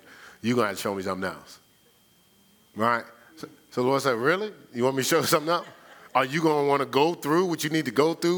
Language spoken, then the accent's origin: English; Newark, New Jersey, United States; I'm from Newark